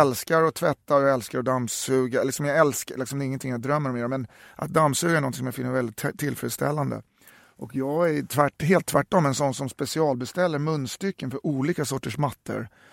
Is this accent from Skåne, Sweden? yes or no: no; Uppsala, Uppsala County, Sweden; moved away; also born or lived in Stockholm; jag är från Uppsala